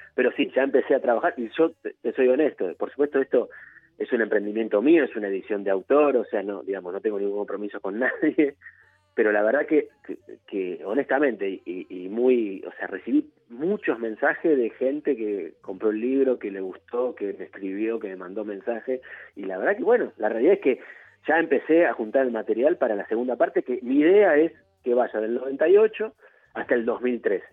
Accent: El Palomar, Buenos Aires Province, Argentina; Soy, oriundo de Palomar, de ahora, de hecho, ahora mismo estoy acá en Palomar

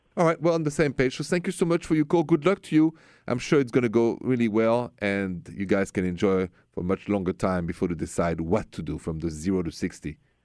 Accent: France; moved away; I'm from France

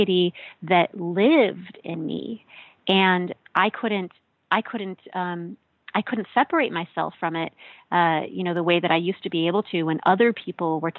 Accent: Midwest, United States; moved away; I grew up in the Midwest in a white American evangelical church

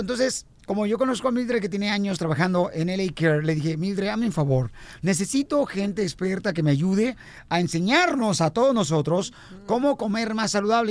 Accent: Ocotlán, Jalisco, Mexico; moved away; allá en Ocotlán, Jalisco, en mi tierra natal

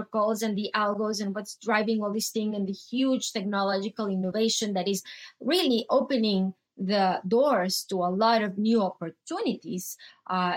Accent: Venezuela; moved away as an adult; I grew up in Venezuela. And my country went through tons of episodes

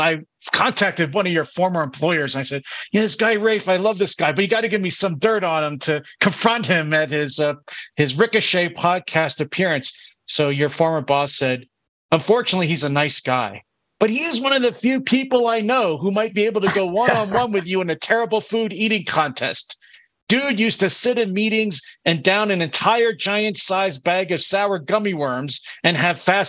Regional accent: Philadelphia, Pennsylvania, United States; now in Berkeley, United States; My hometown of Philadelphia

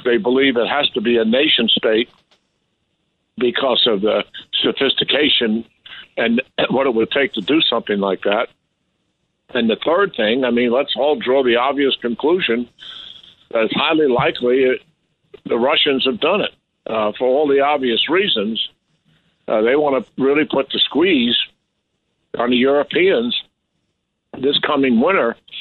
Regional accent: New York, United States; I'm a born and raised in New York

